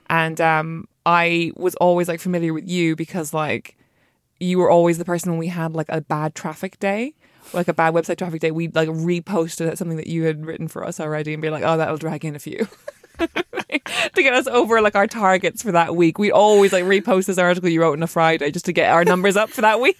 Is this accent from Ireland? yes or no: yes; Ireland; being an Irish female writer